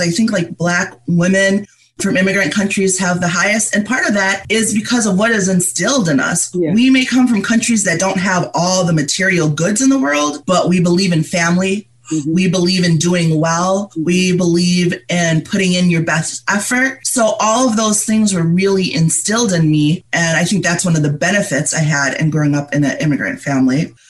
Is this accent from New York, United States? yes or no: yes; Canandaigua, New York, United States; moved away as an adult; also born or lived in Monrovia, Liberia / Florida; I came here when I was around five yeah, or almost five. And I grew up in upstate New York in a town called Canandaigua.